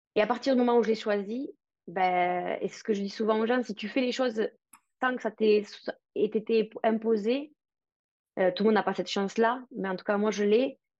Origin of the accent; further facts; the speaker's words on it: France; also born or lived in Paris; now in Spain; je suis française, mais je vis à l'étranger. Je suis basée en Espagne